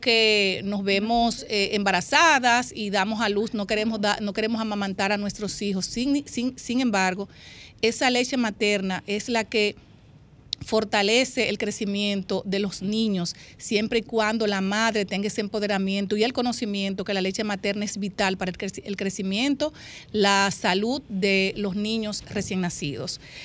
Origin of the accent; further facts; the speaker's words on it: Dominican Republic; a mi pueblo dominicano